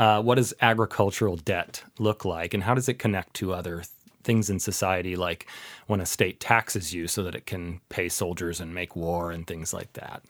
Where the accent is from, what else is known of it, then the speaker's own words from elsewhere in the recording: Seattle, Washington, United States; moved away as an adult; also born or lived in Oxford, United Kingdom; now in Ohio, United States; I grew up in the Seattle area